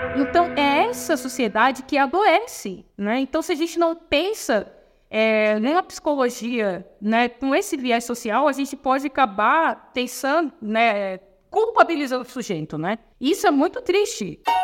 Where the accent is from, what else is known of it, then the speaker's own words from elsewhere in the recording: Palhoça, Santa Catarina, Brazil; Sou natural aqui de Santa Catarina. Minha família também é natural, uma cidade chamada Palhoça, na Grande Florianópolis